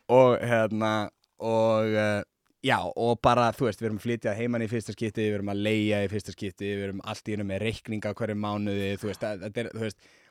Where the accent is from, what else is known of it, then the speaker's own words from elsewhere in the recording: Reykjavík, Capital Region, Iceland; also born or lived in Seattle, United States; ég er bara um, úr hlíðunum